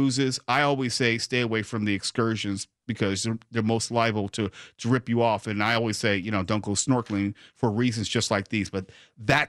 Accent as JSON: {"language": "English", "region": "California", "country": "United States", "tie": "born or raised there", "said": "growing up in California"}